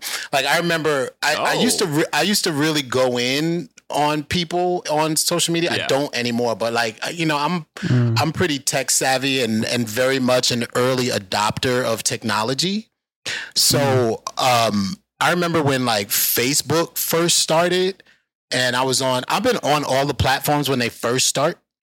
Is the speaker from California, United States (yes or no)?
no; New York City, New York, United States; I'm from the Bronx. I grew up in the South Bronx.